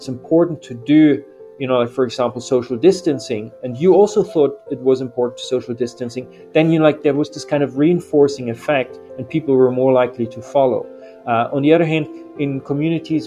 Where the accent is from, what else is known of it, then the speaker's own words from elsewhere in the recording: eastern Germany, Germany; moved away as an adult; also born or lived in United Kingdom / New Zealand; now in Rio de Janeiro, Brazil; I was born in Germany, the eastern part